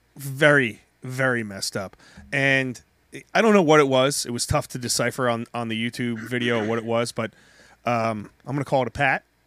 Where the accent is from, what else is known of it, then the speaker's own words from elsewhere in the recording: New Jersey, United States; also born or lived in North Carolina; I'm from New Jersey, uh, I'm Italian